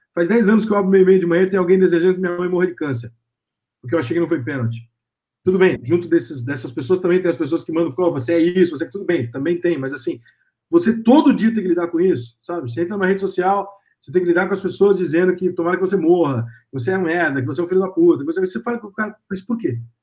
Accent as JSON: {"language": "Portuguese", "region": "São Paulo", "country": "Brazil", "tie": "born or raised there", "said": "eu sou de São Paulo"}